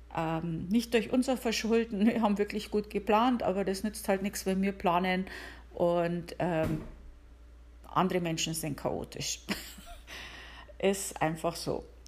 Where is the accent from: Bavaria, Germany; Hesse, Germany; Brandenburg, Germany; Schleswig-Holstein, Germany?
Bavaria, Germany; now in United States; ich komme aus Bayern